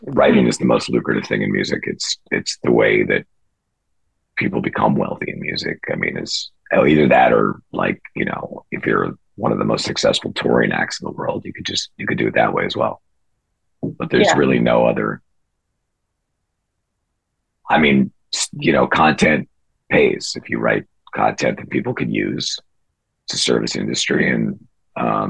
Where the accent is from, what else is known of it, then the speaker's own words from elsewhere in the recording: Fairfield County, Connecticut, United States; I grew up in Fairfield County, Connecticut, which is kind of known for the finance industry.